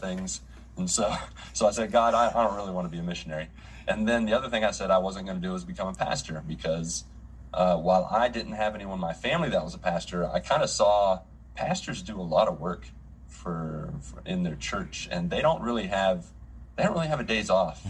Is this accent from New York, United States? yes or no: no; Grafton, West Virginia, United States; moved away as an adult; now in Brazil; I grew up in West Virginia in a little town of Grafton, 7,000 people